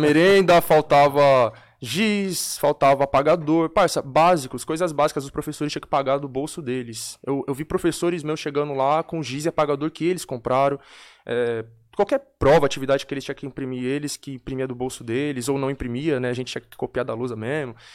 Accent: São Paulo, Brazil; Eu venho da Brasilândia, né? Onde é a minha origem. Nasci e cresci.

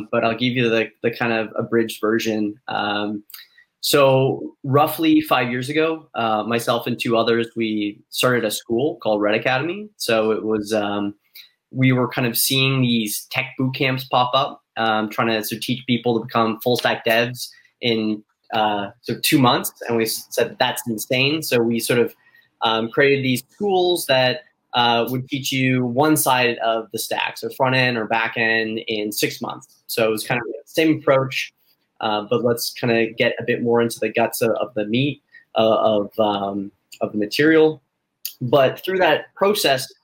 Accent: Canada; also born or lived in Toronto, Canada; I don't think many Canadians would admit to saying A, but sometimes we catch ourselves saying it

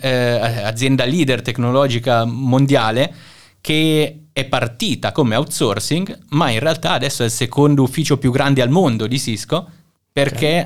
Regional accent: Milan, Lombardy, Italy; moved away as an adult; also born or lived in Singapore / Shanghai / Budapest; now in Kraków, Poland; io sono di Milano in Italia

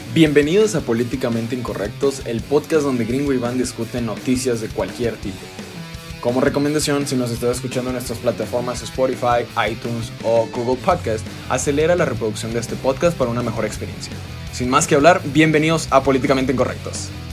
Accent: Guadalajara, Jalisco, Mexico; aquí de donde nosotros somos, la Universidad de Guadalajara

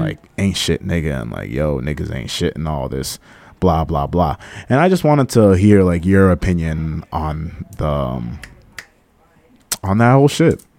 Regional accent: Cambridge, Massachusetts, United States; accent: Cambridge accent; also born or lived in Malden, Massachusetts; I grew up around the Cambridge area, so there's, like, a lot of Cambridge slang. So sometimes when I talk, sometimes you can hear my Cambridge accent come out

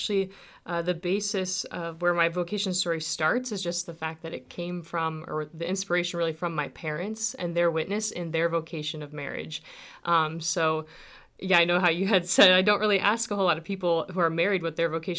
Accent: Dorchester, Nebraska, United States; My story begins, I grew up near Dorchester, Nebraska, on a farm between Crete and Dorchester. And I'm one of six kids.

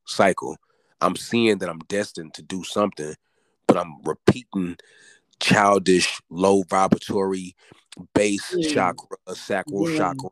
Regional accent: the South, United States; I'm from the South.

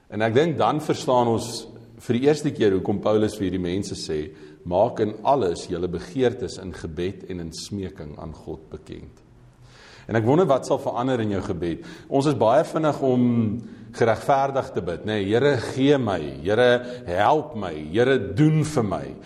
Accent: South Africa

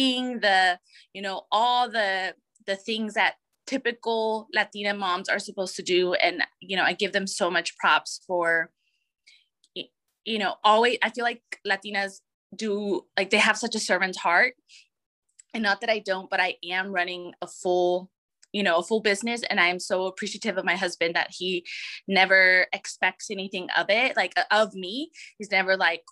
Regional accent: El Paso, Texas, United States; moved away as an adult; now in Dallas, United States; I was born and raised in El Paso, Texas

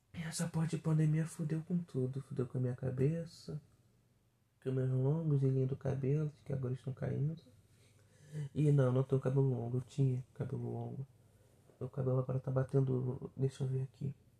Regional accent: interior of Rio de Janeiro state, Brazil; Não, não sou carioca, sou fluminense. Assim, no interiorzinho aqui de, do Rio de Janeiro. Duas horas da capital.

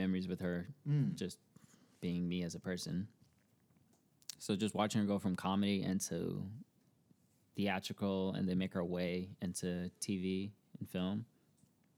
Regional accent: Burbank, California, United States; also born or lived in Atlanta, Georgia; Grew up in Burbank. Been there since 03

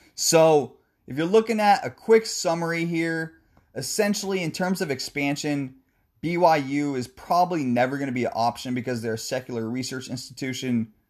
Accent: the Northwest, Pacific Northwest, United States; I'm from the Northwest

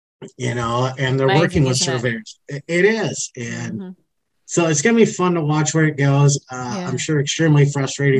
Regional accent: Wisconsin, United States; I'm from Wisconsin

